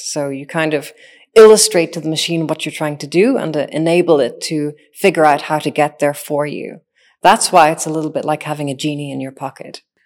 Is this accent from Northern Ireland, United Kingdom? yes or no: yes; Northern Ireland, United Kingdom; I am a machine intelligence engineer that grew up in Northern Ireland.